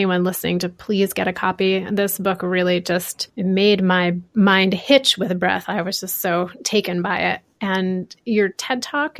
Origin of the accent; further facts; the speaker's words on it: Connecticut, United States; moved away; I clearly remember when I came to the West Coast for the first time after growing up in Connecticut.